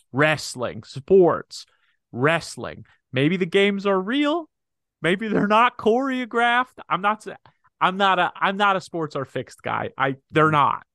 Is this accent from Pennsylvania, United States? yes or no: yes; Pennsylvania, United States; we're both native Pennsylvanians.